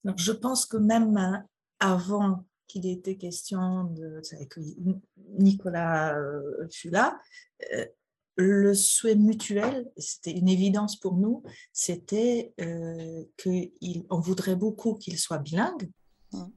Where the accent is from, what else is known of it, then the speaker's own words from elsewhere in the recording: Poland; French is a second language; moved away as an adult; now in France; je suis polonaise, donc je suis née en Pologne où j'ai grandi et j'ai vécu jusqu'à l'âge de 40 ans.